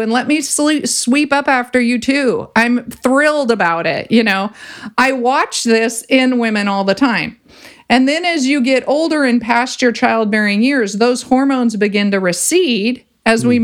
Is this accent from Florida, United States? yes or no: no; Ventura, California, United States; I grew up in Ventura and I grew up surfing